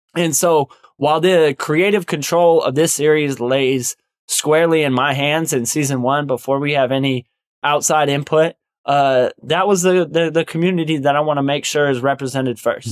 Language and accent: English; United States; we as Native American people have lived on